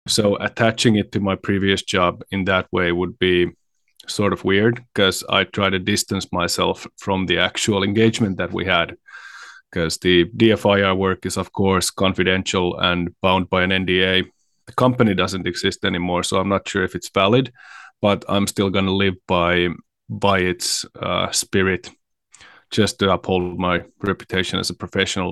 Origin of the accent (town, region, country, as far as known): Finland